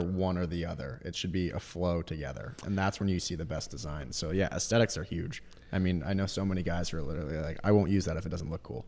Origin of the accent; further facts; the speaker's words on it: Vermont, United States; moved away as an adult; also born or lived in Boston, Massachusetts; I grew up in Vermont